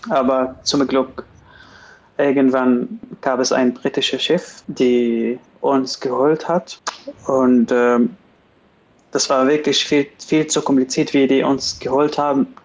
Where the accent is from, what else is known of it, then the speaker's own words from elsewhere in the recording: Damascus, Damascus Governorate, Syria; German is a second language; Aber ich komme aus Damaskus, das ist die Hauptstadt.